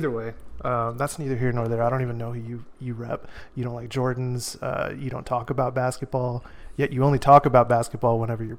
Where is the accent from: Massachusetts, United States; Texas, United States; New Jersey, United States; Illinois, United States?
Texas, United States; San Antonio; also born or lived in Houston; I was born in Houston, raised in San Antonio